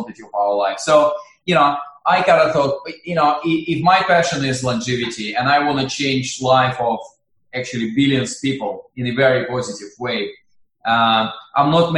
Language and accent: English; Russia; I'm originally from Russia.